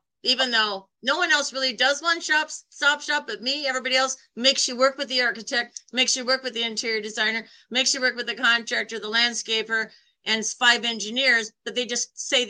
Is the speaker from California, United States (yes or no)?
no; New York City, New York, United States; I came from New York City and I was working retail